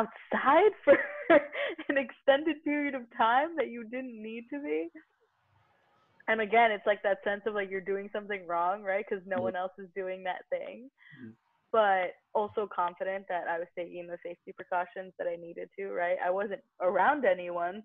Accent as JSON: {"language": "English", "region": "New York", "country": "United States", "said": "being a New Yorker"}